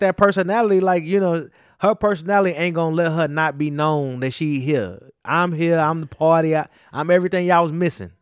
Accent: the South, United States; accent: Southern drawl; I just got a Southern drawl

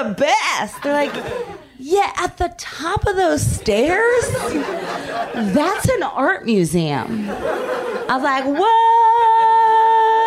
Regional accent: Philadelphia, Pennsylvania, United States; moved away as an adult; also born or lived in New York; I'm from the East Coast. I just moved out here. I'm from Philadelphia

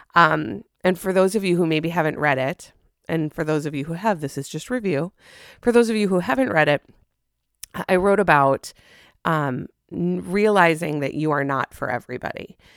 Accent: Minnesota, United States; as a Minnesotan

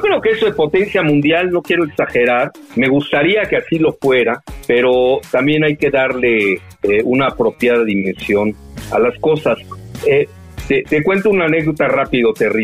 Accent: Mexico

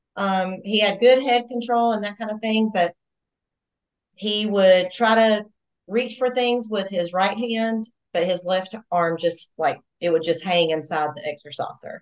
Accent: Georgia, United States; I'm a Georgia girl. Not that you can probably tell I'm from the South or anything

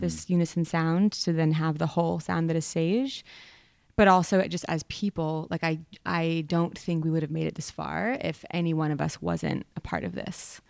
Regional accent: Vermont, United States; I come from Vermont. I grew up in a public school that didn't really have a jazz program.

